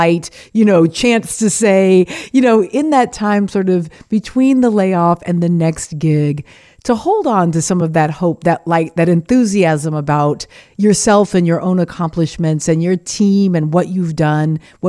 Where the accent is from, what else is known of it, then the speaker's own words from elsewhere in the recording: Southern United States, United States; as a Southerner, we get the cicadas through and there are times when they're just like littering the yard.